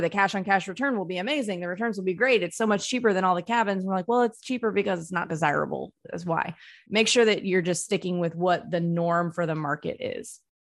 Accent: North Mississippi, United States; I grew up in North Mississippi

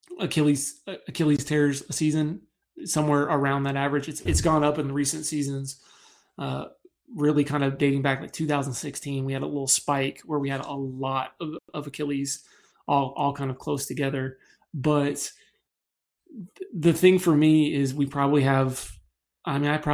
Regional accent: Dallas, Texas, United States; I'm from Dallas originally. So grew up in Dallas, had season tickets growing up.

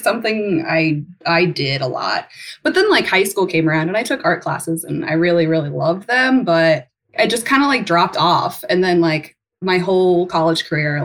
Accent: Coldwater, Ohio, United States; moved away as an adult; also born or lived in Chicago / Uganda / Los Angeles; I was born and raised in Coldwater, Ohio.

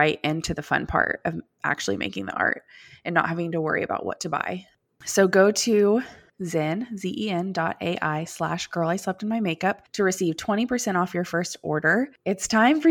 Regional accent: Austin, Texas, United States; also born or lived in Dallas-Fort Worth area, Texas; now in Dallas-Fort Worth, United States; we're from Austin, Texas, is where we all grew up.

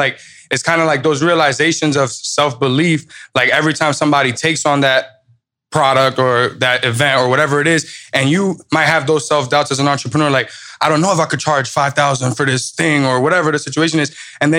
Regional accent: New York, United States; Like I'm a New Yorker. I had to walk around with my face.

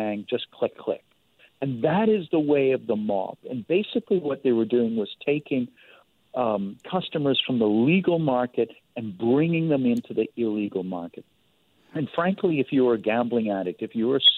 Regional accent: Canada; as a Canadian

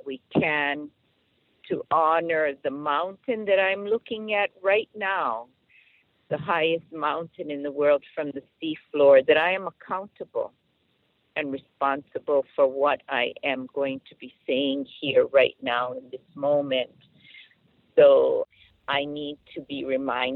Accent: Pu'ukapu, Hawaii Island, United States; Pu'ukapu is the place of my birth, and I come from Mokuakeawe, island of Hawaii, which many will know as the Big Island

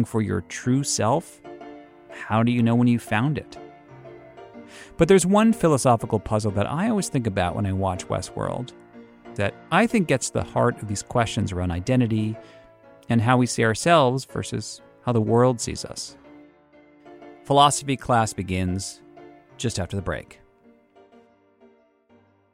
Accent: Boston, Massachusetts, United States; I'm from Boston

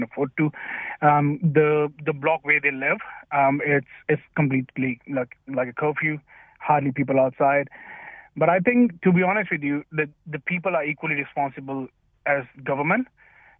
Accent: Delhi, India; moved away; I'm from Delhi

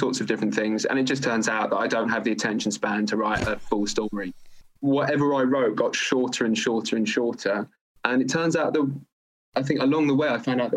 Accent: London, United Kingdom; I grew up in London, not exactly a dead end town, quite the opposite

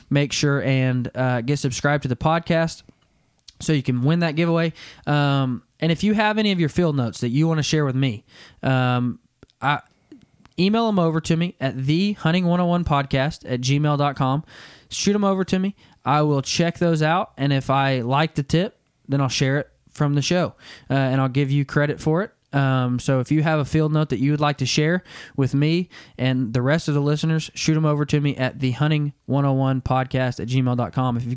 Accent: Arkansas, United States; now in Kansas, United States; growing up in Arkansas and then only being here in Kansas for five years now

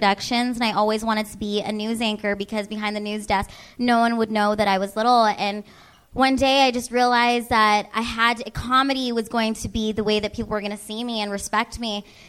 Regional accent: Washington, United States; My mom's from the Philippines. My dad's from Louisiana, and I grew up in Washington.

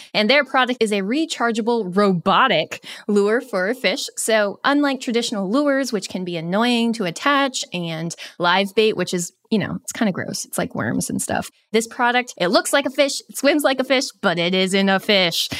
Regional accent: Vermont, United States; I grew up in Vermont

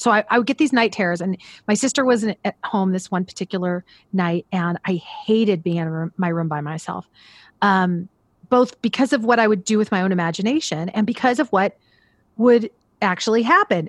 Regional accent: Central Valley of California, United States; also born or lived in Pasadena, California; now in Los Angeles, United States; I was born in Pasadena, California. And when I was about four, both my parents are teachers and uh, they got jobs uh, in the Central Valley of California

